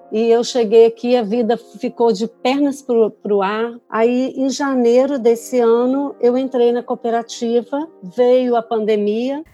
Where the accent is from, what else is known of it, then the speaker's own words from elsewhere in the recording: Vitória, Espírito Santo, Brazil; moved away as an adult; now in United States; sou natural de Vitória, Espírito Santo